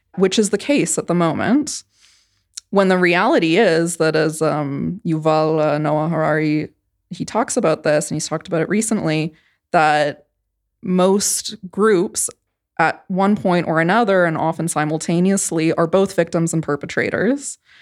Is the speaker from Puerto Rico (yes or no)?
no; Canada; moved away; I grew up in Canada, which is very different from the United States